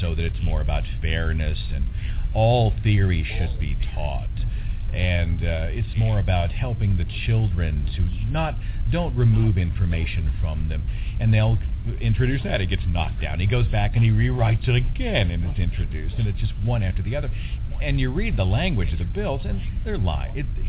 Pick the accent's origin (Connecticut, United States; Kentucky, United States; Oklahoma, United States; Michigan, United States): Oklahoma, United States; I'm from Oklahoma